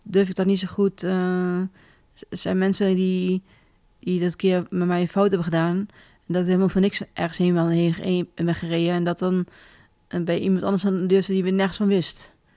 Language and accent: Dutch; Dalfsen, Overijssel, Netherlands; ik kom uit Dalfsen, dus dicht mhm. bij Zwolle.